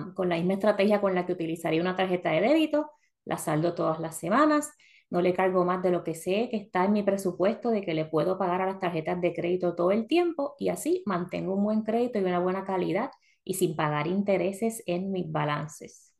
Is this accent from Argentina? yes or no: no; Puerto Rico; moved away as an adult; now in Florida, United States; venimos de Puerto Rico que tenemos Plaza Carolina, Plaza Las Américas, para nosotras que somos del área metropolitana